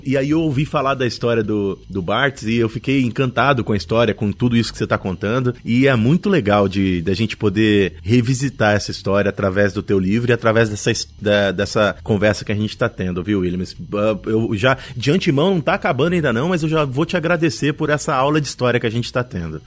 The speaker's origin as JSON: {"language": "Portuguese", "town": "Paragominas", "region": "Pará", "country": "Brazil", "also_born_or_lived": "Belém", "said": "Eu sou de Belém, eu sou de, do Pará, eu sou de Paragominas"}